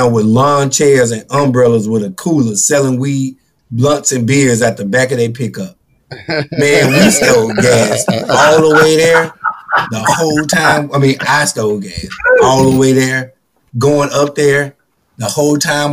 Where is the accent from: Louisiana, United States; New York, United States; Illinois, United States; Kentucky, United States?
Louisiana, United States; moved away; also born or lived in Atlanta; I'm from Louisiana